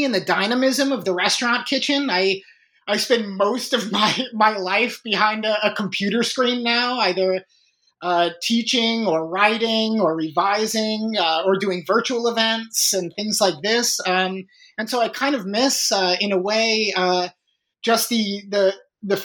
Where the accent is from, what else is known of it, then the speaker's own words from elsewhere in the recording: Chicago, Illinois, United States; I was born and raised in Chicago